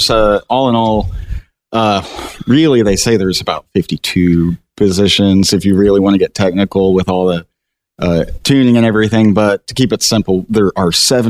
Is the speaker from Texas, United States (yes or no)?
yes; Hooks, Texas, United States; So I was born and raised around the Texarkana area, a little town called Hooks, Texas.